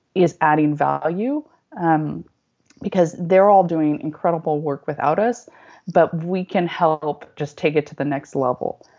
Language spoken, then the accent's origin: English; Northern California, United States; moved away as an adult; also born or lived in Los Angeles / Japan; I'm from Northern California